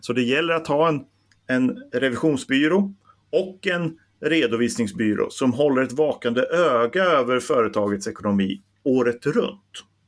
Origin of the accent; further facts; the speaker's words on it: Bollnäs, Gävleborg County, Sweden; jag är ju från Bollnäs